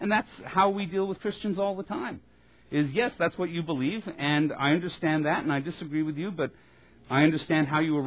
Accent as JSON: {"language": "English", "region": "Texas", "country": "United States", "said": "As a Texan"}